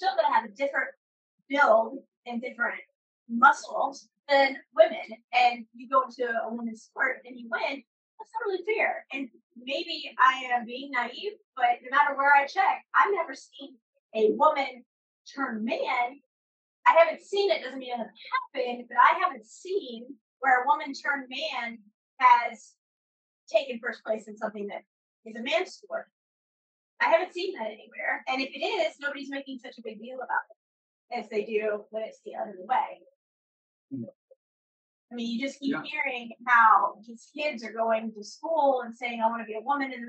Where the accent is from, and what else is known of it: United States